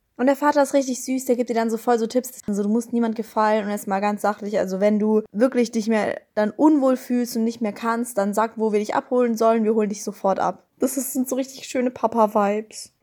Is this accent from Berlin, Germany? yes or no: yes; Berlin, Germany; ich komme auch aus Berlin